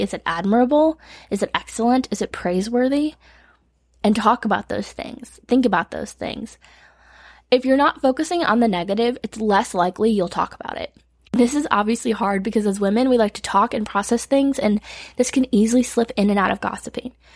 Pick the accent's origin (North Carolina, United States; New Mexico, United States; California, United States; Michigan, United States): Michigan, United States; moved away as an adult; now in Tennessee, United States; I moved to Tennessee from Michigan at 18